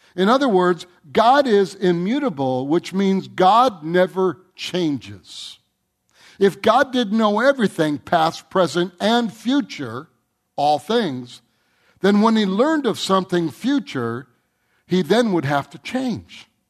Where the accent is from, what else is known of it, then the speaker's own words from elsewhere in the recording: Michigan, United States; I grew up in Michigan.